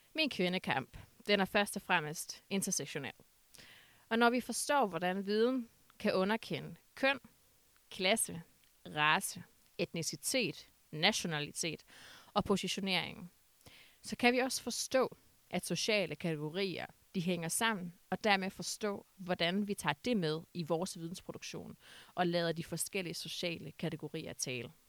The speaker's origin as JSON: {"language": "Danish", "town": "Aalborg", "region": "North Denmark Region", "country": "Denmark", "said": "jeg kommer fra Aalborg"}